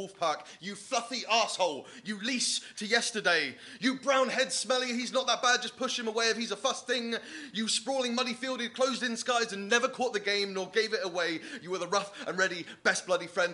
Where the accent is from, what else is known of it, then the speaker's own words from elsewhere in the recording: Bristol, South West England, United Kingdom; I'm actually from Bristol